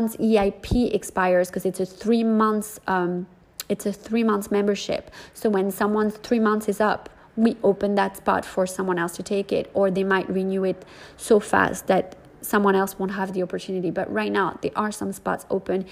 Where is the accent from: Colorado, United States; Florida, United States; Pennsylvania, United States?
Florida, United States; North Miami Beach; moved away as an adult; also born or lived in New York; my actual hometown where I grew up, North Miami Beach